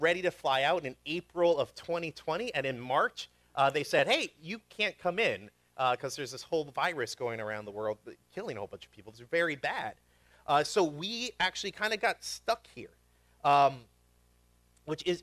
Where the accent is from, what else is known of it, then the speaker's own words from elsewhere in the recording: New York, United States; moved away as an adult; also born or lived in Syracuse, New York; now in Pennsylvania, United States; I grew up in New York